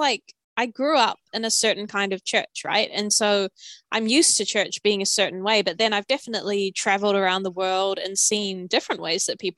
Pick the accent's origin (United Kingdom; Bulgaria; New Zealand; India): New Zealand; I'm from New Zealand